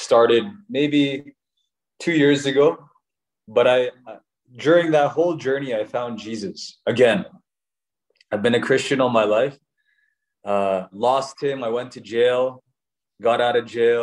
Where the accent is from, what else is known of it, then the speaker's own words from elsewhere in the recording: Calgary, Alberta, Canada; I was born here